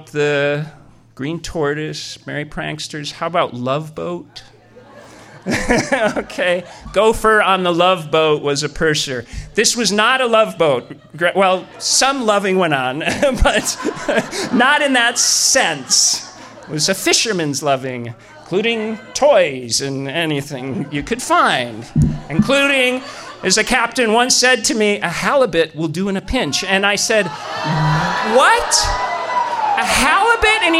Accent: Midwest, United States; moved away as an adult; also born or lived in Seattle; I was from the Midwest, hadn't been in Seattle long

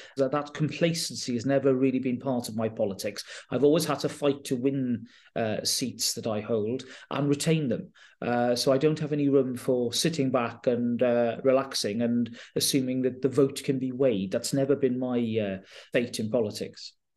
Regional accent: Carmarthenshire, Wales, United Kingdom; moved away; also born or lived in Llanelli / Durham / Swindon; I'm from Carmarthenshire, very much from Dulham Thomas, country

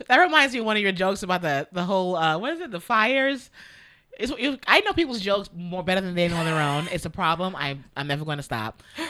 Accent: New York, United States; moved away as an adult; also born or lived in Jamaica; now in California, United States; I'm from New York, and when I would live in New York, I worked in Manhattan until I moved to California.

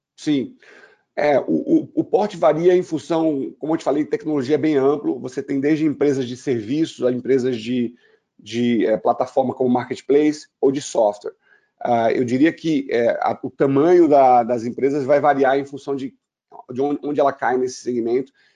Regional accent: Brazil; Eu sou, sou, brasileiro

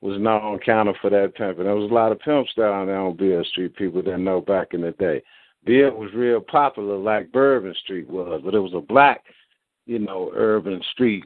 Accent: Memphis, Tennessee, United States; I grew up in South Memphis

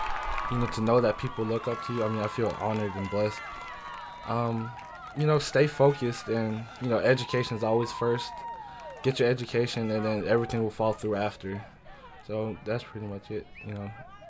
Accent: Frankfurt, Hesse, Germany; born there; also born or lived in Washington; So I was born in Frankfurt, Germany. And then after that, I think we moved to Washington.

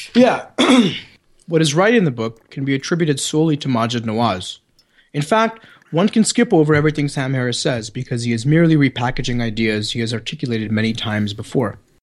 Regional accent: Canada; accent: Canadian; my good Canadian accent

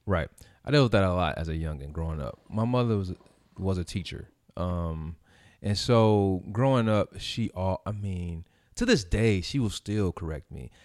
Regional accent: Gary, Indiana, United States; also born or lived in Merrillville; I came from Gary, and then, which was predominantly black.

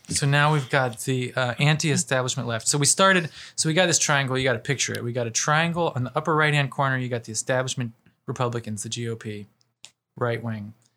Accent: Ohio, United States; I'm from Ohio

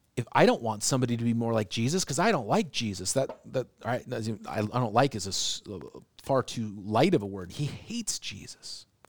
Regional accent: Seattle, Washington, United States; now in Portland, United States; I grew up in Seattle

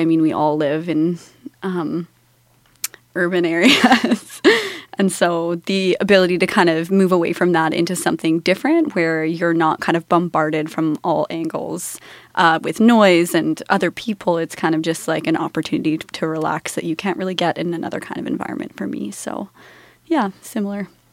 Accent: Canada; growing up in Canada

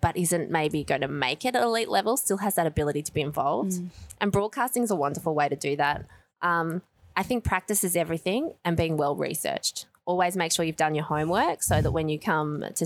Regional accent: Australia; I come from Australia

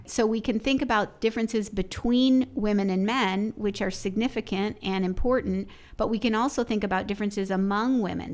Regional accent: Chicago, Illinois, United States; I grew up in Chicago, so it was an incredibly segregated city as well

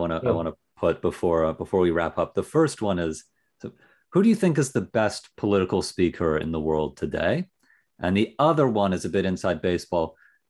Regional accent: Canada; Well, I'm Canadian

